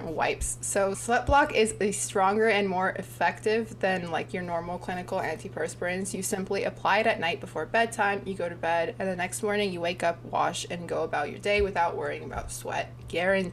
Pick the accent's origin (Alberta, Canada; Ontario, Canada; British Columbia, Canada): Ontario, Canada; Toronto; we're both from Toronto